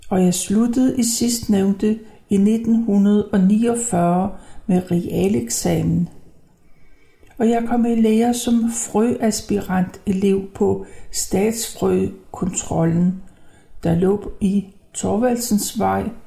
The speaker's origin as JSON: {"language": "Danish", "town": "Copenhagen", "region": "Capital Region of Denmark", "country": "Denmark", "tie": "born there", "said": "jeg er født i 1932 i København."}